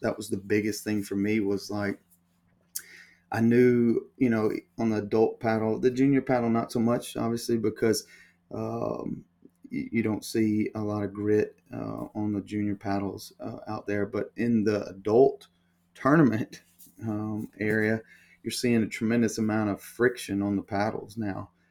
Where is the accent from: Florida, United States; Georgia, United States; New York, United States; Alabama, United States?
Alabama, United States; I'm from Alabama. Um, I grew up in Alabama, went to school at the University of Alabama